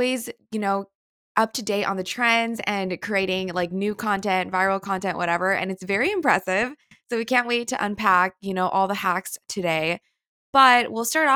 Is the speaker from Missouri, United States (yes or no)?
no; McAllen, Texas, United States; now in California, United States; home, McAllen, Texas